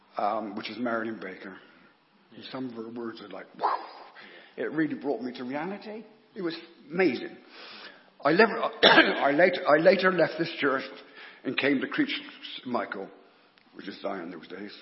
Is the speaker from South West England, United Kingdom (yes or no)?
yes; North Petherton, South West England, United Kingdom; I was born in North Petherton to a family of six children